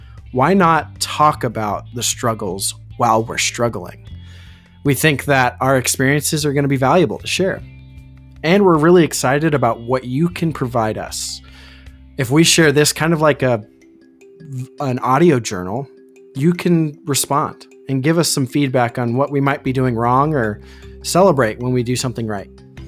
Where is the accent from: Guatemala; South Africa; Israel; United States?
United States; Arizona; also born or lived in Colorado; And we are from Arizona. Little bit about who I am. I grew up in Arizona for the last 15 years. Before that, I lived in Colorado.